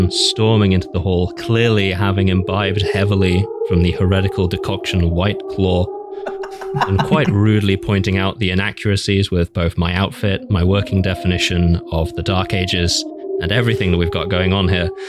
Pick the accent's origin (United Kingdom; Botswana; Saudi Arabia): United Kingdom; England; That's right, I'm English, but also I'm